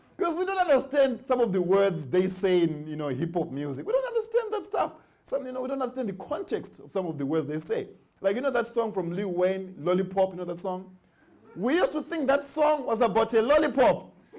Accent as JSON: {"language": "English", "country": "Zimbabwe", "moved": "as an adult", "lives_now": "United States", "said": "I'm from Zimbabwe"}